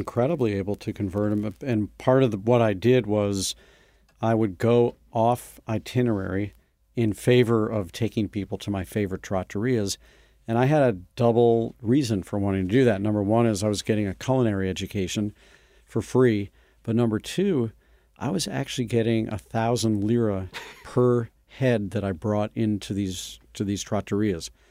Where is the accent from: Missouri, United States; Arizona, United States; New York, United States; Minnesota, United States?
Missouri, United States; St. Louis; moved away; a tour company based in my hometown of Saint Louis